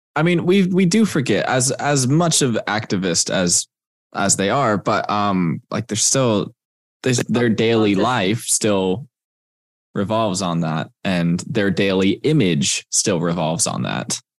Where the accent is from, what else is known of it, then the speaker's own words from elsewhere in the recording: Texas, United States; moved away; I'm from Texas